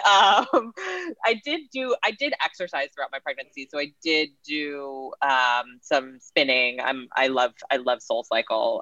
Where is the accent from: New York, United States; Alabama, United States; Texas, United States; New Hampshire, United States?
New York, United States; Woodstock; I'm from Woodstock, New York, and my my parents are actual hippies